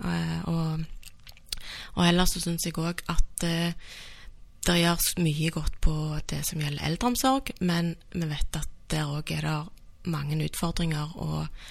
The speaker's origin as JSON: {"language": "Norwegian", "town": "Stavanger", "region": "Rogaland", "country": "Norway", "tie": "born or raised there", "also_born_or_lived": "Bergen", "said": "Jeg er født og oppvokst i Stavanger."}